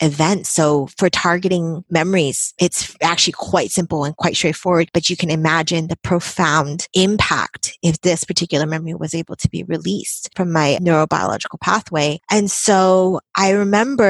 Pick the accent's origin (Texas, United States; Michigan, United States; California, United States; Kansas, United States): California, United States; Bay Area; born and raised in the Bay Area, practice also here in the Bay Area